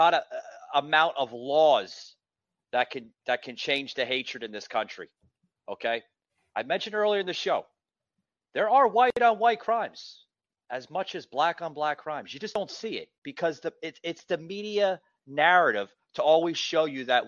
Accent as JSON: {"language": "English", "town": "New York City", "region": "New York", "country": "United States", "moved": "yes", "lives_now": "Atlanta, United States", "said": "I'm originally from New York City, as you can probably hear in my voice"}